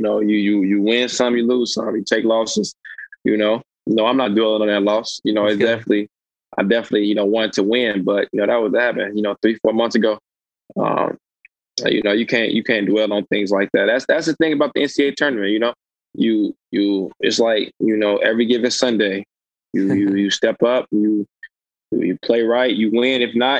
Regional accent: Illinois, United States; help my home state, elevate them to a status where, you know, absolutely, they could be considered as one of the best programs and one of the best universities, like they, you know, should be considered. So when I had the chance to go and play for Illinois

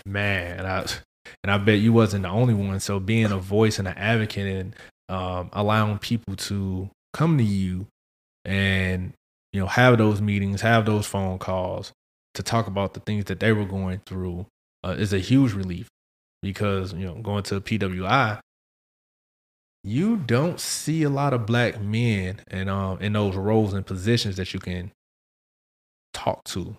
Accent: St. Louis, Missouri, United States; I'm from Saint Louis

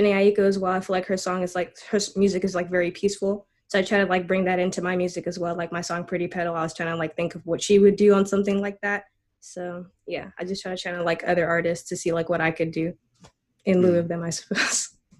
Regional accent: Gambia; I was charting in Gambia. Like, that's my home country.

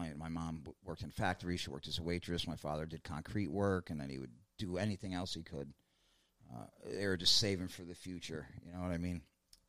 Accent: New York City, New York, United States; born or raised there

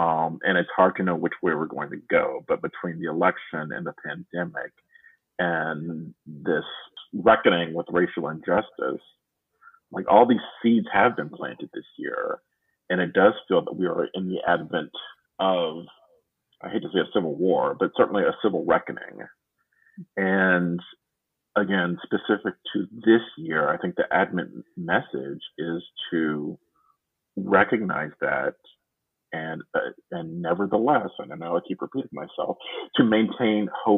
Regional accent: the South, United States; Like, I mean, I grew up in the South

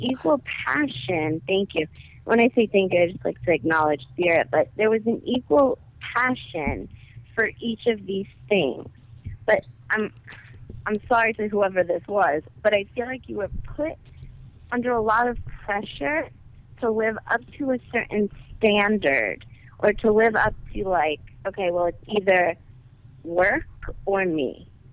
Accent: New York City, New York, United States; I'm from Brooklyn

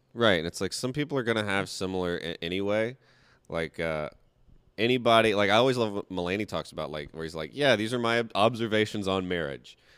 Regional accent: the South, United States; I'm from the South

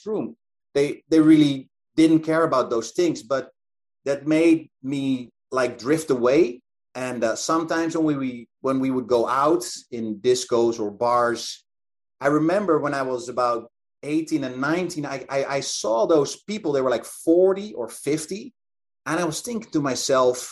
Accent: Netherlands; it was in my hometown

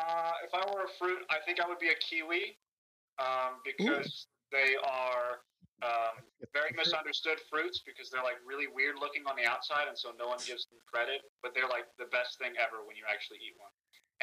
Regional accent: the South, United States; I'm from the South

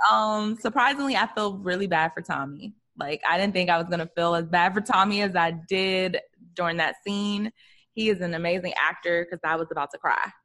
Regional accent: Maryland, United States; moved away as an adult; now in Los Angeles, United States; my hometown, Maryland.

